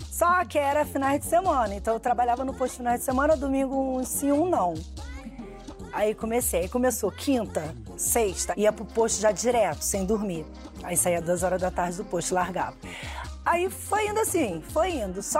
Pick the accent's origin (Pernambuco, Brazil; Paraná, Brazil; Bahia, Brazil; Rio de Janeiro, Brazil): Rio de Janeiro, Brazil; Porque naquela época, assim, infância, criança, eu fui criada no Irajá.